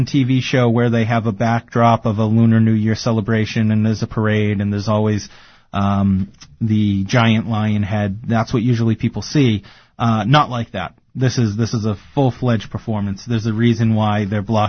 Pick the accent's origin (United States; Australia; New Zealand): United States; Boston, Massachusetts; accent: Boston; My Boston accent